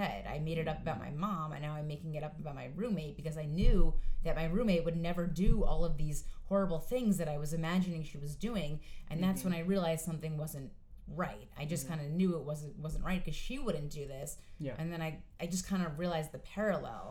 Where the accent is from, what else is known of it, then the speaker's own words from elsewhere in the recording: Westchester, New York, United States; also born or lived in Astoria, Queens, New York; now in New York City, United States; I am originally from Westchester, New York, but now I reside in Astoria, Queens